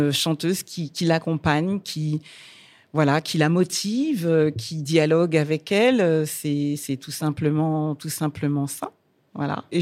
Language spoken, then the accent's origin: French; Martinique; moi, je suis chanteuse lyrique, mais je suis martiniquaise.